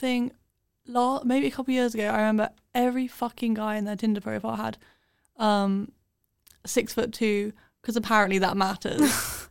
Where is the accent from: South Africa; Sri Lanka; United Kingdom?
United Kingdom; London; accent: British; moved away; we're from London.